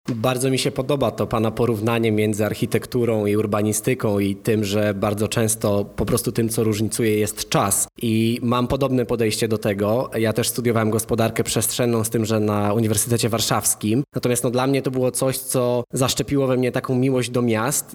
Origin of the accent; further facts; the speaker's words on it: Piaseczno, Masovian Voivodeship, Poland; moved away as an adult; now in Copenhagen, Denmark; sam wychowałem się w Piasecznie